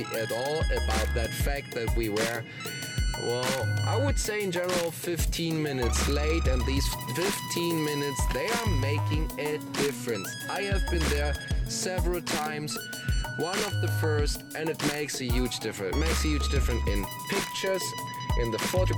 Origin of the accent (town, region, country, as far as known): Germany; born or raised there; moved away